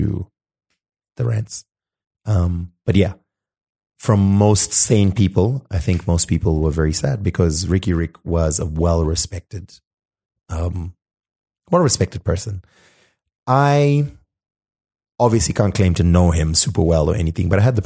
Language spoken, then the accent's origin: English; Zimbabwe; I'm from Zim